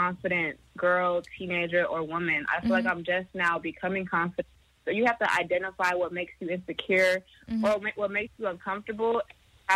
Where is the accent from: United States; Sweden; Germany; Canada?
United States; Bay Area, California; moved away; back in the Bay Area